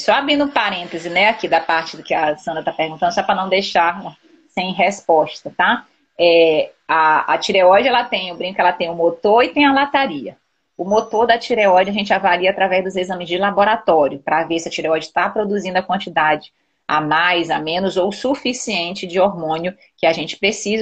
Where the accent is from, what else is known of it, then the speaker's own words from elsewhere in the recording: Belém, Pará, Brazil; Eu sou paraense, eu nasci em Belém, mas meu pai, é, a família do meu pai é toda do Ceará